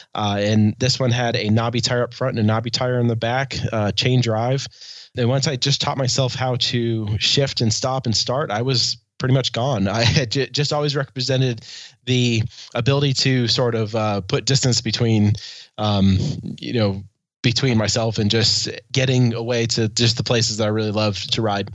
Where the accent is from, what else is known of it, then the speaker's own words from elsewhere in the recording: Helena, Montana, United States; I am from the Queen City of the Rockies, Helena, Montana